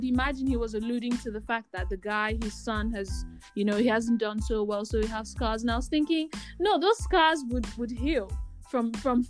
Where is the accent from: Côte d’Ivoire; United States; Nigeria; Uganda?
Nigeria; I'm Nigerian.